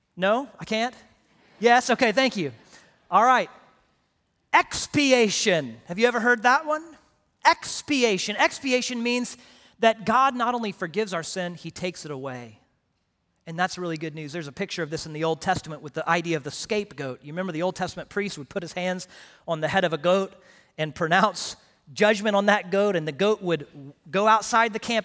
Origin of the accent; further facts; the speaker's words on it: Houston, Texas, United States; also born or lived in Paris, Texas / Direct, Texas; I grew up in Houston